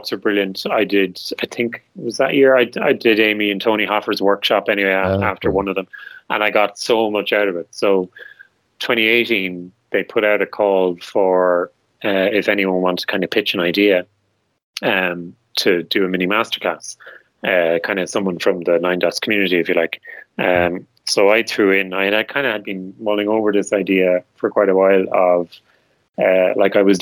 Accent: Ireland; I'm Irish

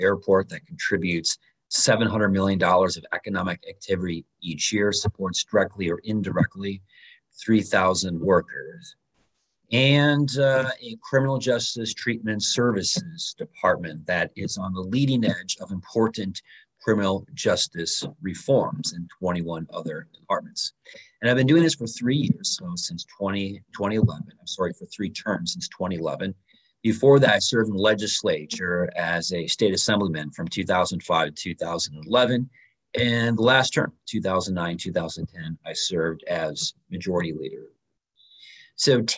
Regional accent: Little Chute, Wisconsin, United States; I grew up in Little Chute, which is a little village here in Outagamie County

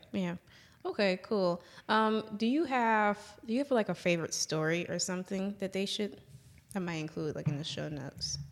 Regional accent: New Orleans, Louisiana, United States; now in Jackson, United States; I say I'm from New Orleans. However, I reside in Jackson, Mississippi.

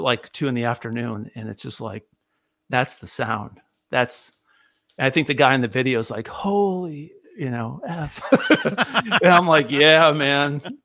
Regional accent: near Ithaca, upstate New York, United States; now in Nashville, United States; I'm originally from upstate New York. I grew up near Ithaca and uh, live in Nashville for the, for the, most of my life.

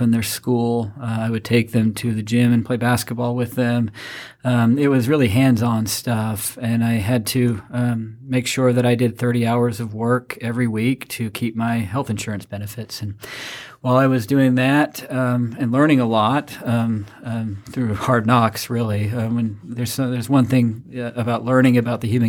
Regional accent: Rexburg, Idaho, United States; moved away; also born or lived in Winston-Salem, North Carolina; we moved back to my hometown, a little town called Rexburg, Idaho

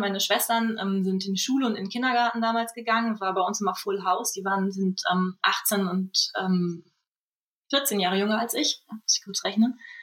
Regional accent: Germany; moved away as an adult; also born or lived in Düsseldorf; zum Studium nach Düsseldorf gegangen, was gar nicht so weit weg ist von meinem Heimatdorf

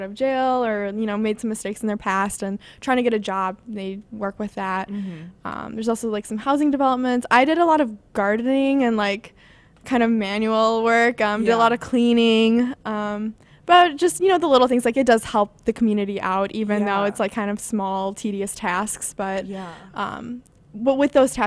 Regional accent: Milwaukee, Wisconsin, United States; moved away as an adult; now in Chicago, United States; I'm from Milwaukee, Wisconsin

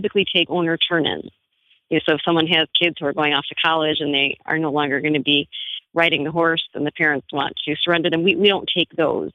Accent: Chicago, Illinois, United States; We're actually from Chicago in the suburbs

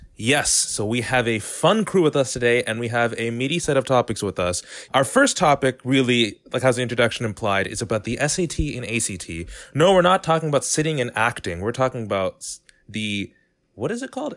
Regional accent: San Diego, California, United States; I come from San Diego, California, and from a more affluent community

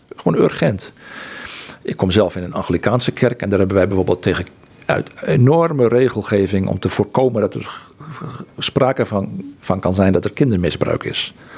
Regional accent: Netherlands; moved away; also born or lived in Egypt; wat ik gewend was als Nederlander

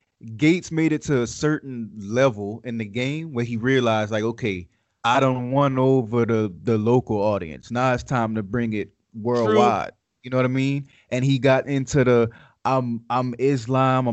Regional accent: Louisiana, United States; accent: Southern; now in Las Vegas, United States; not living in Louisiana, I can attest to that. You know what I mean? I'm in Nevada now, in Vegas, and it's like, I feel like people look at my accent and they know that I'm like from the South

